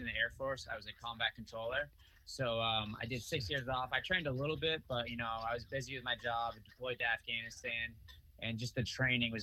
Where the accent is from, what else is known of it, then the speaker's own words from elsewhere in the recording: Freetown, Massachusetts, United States; also born or lived in Fall River; I grew up mostly in Freetown, which is right outside of Fall River